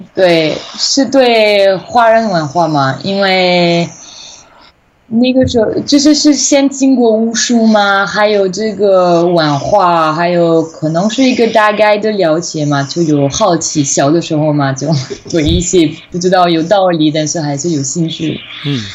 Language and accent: Chinese; western France, France; Chinese is a second language; moved away as an adult; also born or lived in Taiwan / China; 我的老家，我在法国西部嘛，考进海边，有一个中文系，所以我就在高中的时候也其实其实学中文